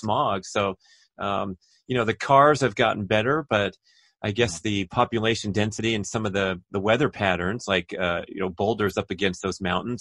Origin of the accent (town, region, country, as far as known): Los Angeles, California, United States; born or raised there